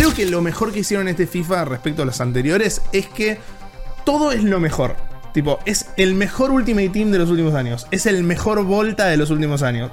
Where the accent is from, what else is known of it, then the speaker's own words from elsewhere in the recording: Argentina; siendo argentinos